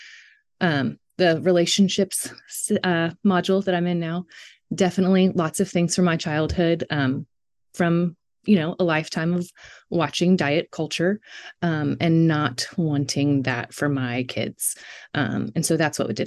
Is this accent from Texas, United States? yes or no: yes; Texas, United States; moved away as an adult; now in Alaska, United States; I'm in Alaska now, but I grew up in Texas